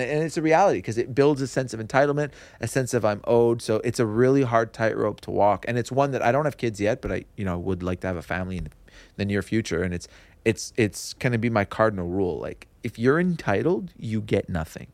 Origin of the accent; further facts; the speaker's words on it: Kirkland, Quebec, Canada; also born or lived in Montreal / Dollard-des-Ormeaux; I grew up in Kirkland.